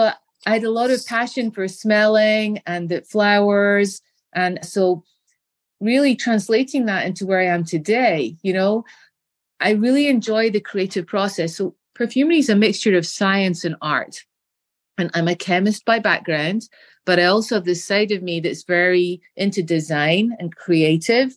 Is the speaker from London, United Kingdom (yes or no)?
no; Scotland, United Kingdom; As a little girl, growing up in Scotland, in the United Kingdom, we have very nice gardens with beautiful flowers